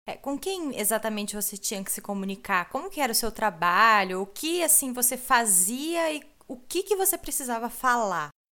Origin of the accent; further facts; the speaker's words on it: Brazil; now in Germany; eu sou brasileira, morando aqui na Alemanha